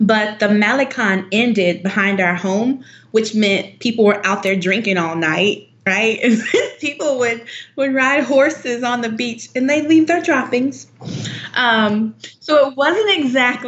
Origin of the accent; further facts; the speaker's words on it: United States; moved away as an adult; now in Mérida, Mexico; being American